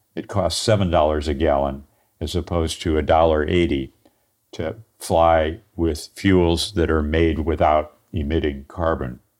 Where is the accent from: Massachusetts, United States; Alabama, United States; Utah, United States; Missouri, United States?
Missouri, United States; St. Louis; I'm an engineer from Saint Louis, Missouri